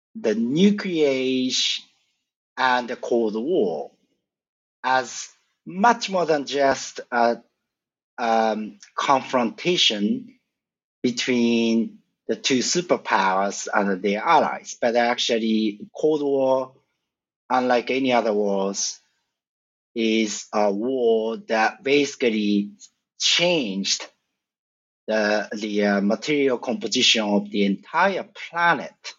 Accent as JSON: {"language": "English", "region": "a suburb of Tokyo", "country": "Japan", "tie": "born or raised there", "moved": "as an adult"}